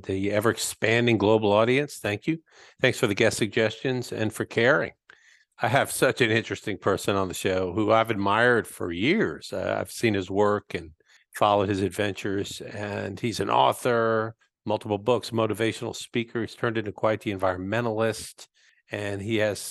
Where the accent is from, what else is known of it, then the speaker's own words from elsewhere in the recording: Florida, United States; I grew up in Florida